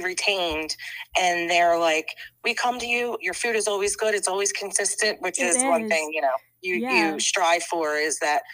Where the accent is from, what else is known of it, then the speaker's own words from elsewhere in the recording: Bucks County, Pennsylvania, United States; we grew up outside in Bucks County